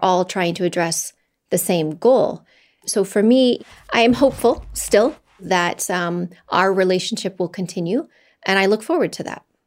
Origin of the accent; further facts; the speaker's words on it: United States; I'm an American